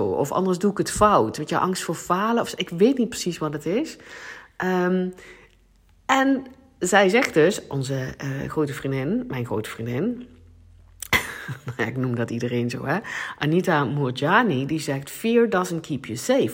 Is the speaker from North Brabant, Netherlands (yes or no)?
no; South Limburg, Netherlands; accent: Limburgish; first language Limburgish; Dutch is a second language; Nederlands is ook niet, is niet mijn eerste taal. Ik, eh, ik ben in Zuid-Limburg geboren en wij spraken daar dialect, het Limburgs.